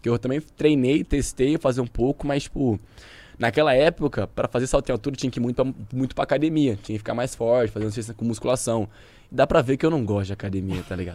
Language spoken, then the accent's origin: Portuguese; São Joaquim da Barra, São Paulo, Brazil; Sou do interior de São Paulo. Que lugar? São Joaquim da Barra, 400 quilômetros daqui.